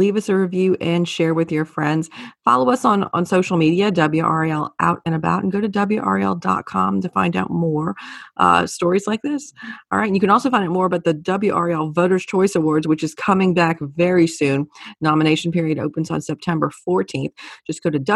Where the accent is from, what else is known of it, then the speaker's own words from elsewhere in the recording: New Orleans, Louisiana, United States; now in North Carolina, United States; growing up in New Orleans, I miss a lot of those places I would go